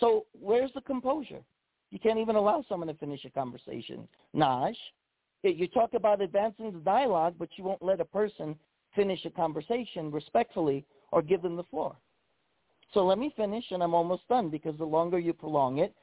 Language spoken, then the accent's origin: English; New York, United States; moved away; also born or lived in Hawaii; my home state of New York.